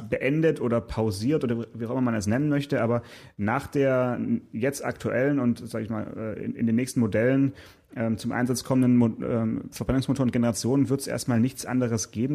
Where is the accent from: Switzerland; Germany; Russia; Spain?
Germany; Southern Germany; bei uns in Süddeutschland